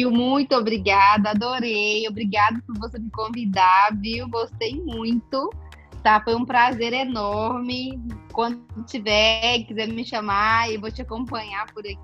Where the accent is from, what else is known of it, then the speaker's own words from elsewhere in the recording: Minas Gerais, Brazil; Eu sou de Minas.